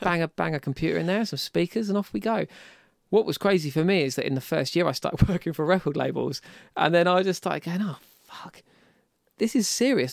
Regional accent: Deal, South East England, United Kingdom; I was in Deal, I grew up in Deal, um, so it was at my parents' house there

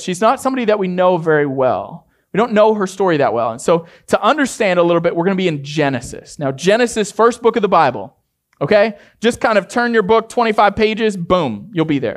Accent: Maine, United States; I grew up in Maine

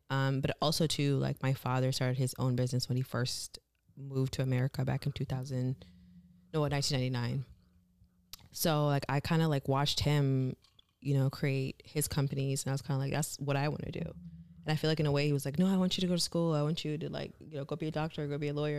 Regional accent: Michigan, United States; also born or lived in Kenya; I was born in Kenya, raised in Michigan

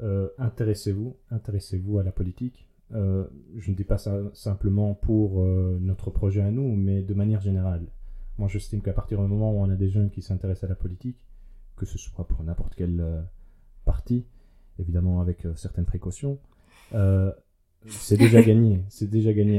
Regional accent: Liège, Wallonia, Belgium; en tant que bon liégeois

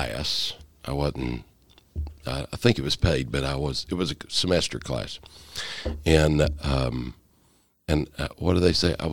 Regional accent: Mountain City, United States; accent: country; I grew up in Mountain City

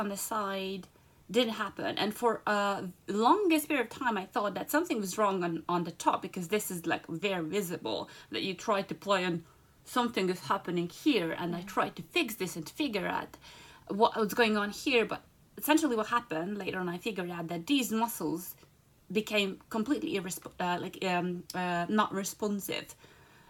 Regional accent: Budapest, Hungary; moved away as an adult; also born or lived in London; Budapest in Hungary. That's my hometown

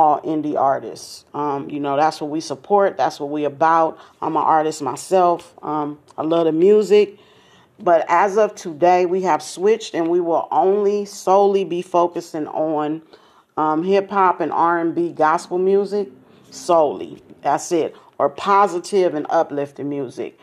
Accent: Los Angeles, California, United States; I'm from South Central, same situation, except it was my great grandmother who had us in church

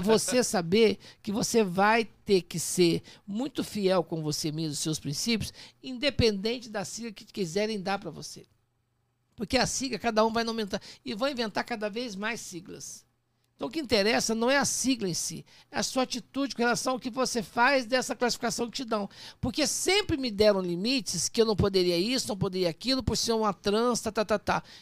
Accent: Poços de Caldas, Minas Gerais, Brazil; also born or lived in Machado / Serrania; now in São Paulo, Brazil; Nasci em Machado, fui criado em Serrania e Poços Caldas

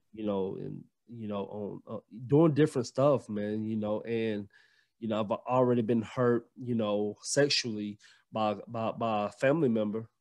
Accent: Gainesville, Georgia, United States; also born or lived in Alabama; now in Jefferson, United States; I'm from Gainesville, Georgia, but Right now, I live in Jefferson, Georgia

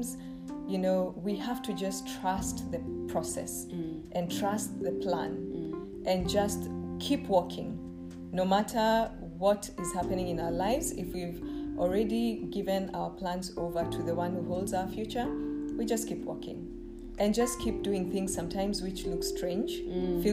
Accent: Kenya; moved away as an adult; now in Rome, Italy; upping and leaving my home country

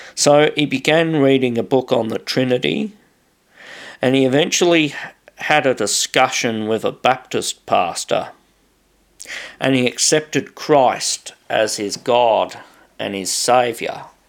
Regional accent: Australia; I'm just an Australian

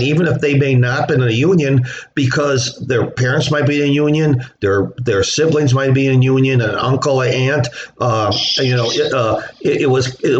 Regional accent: Chicago, Illinois, United States; in the 60s and 70s growing up in Chicago

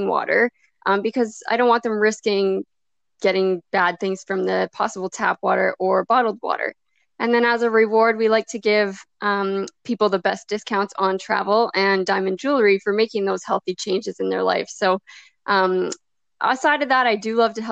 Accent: Saskatchewan, Canada; I'm from Saskatchewan, Canada

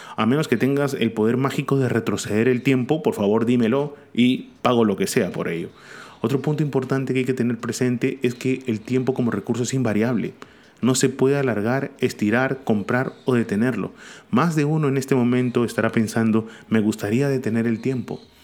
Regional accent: Peru; Acá en Perú, y hablo como peruano

